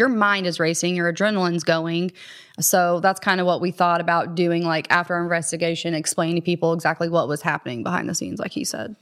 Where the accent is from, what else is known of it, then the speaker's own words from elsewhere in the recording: Columbus, United States; I grew up, born and raised in Columbus